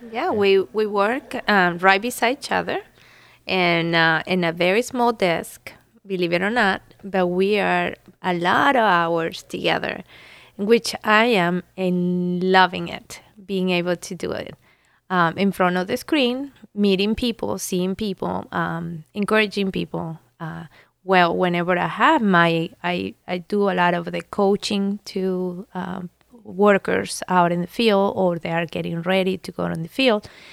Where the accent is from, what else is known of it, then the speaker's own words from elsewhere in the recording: Venezuela; now in Columbus, United States; I was born in Venezuela